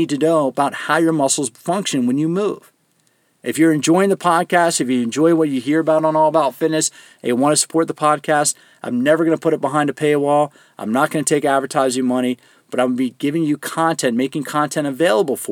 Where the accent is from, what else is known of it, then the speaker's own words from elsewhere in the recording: Greensboro, North Carolina, United States; moved away; I was actually born in Greensboro in Alamance County Hospital